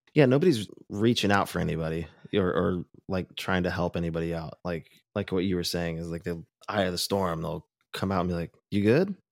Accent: Orange County, California, United States; growing up in Orange County

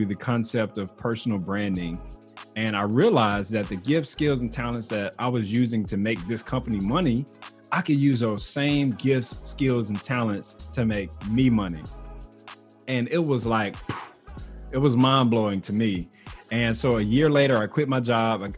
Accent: Mississippi, United States; moved away as an adult; now in Texas, United States; I was born and raised in Mississippi

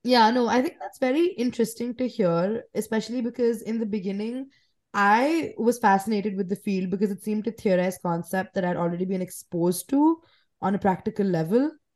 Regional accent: New Delhi, Delhi, India; I was born and raised in New Delhi in India

